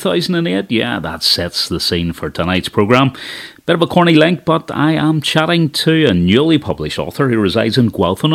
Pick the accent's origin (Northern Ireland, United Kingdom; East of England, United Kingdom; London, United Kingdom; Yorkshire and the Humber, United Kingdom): Northern Ireland, United Kingdom; Lisburn; I came from Lisburn, not that far away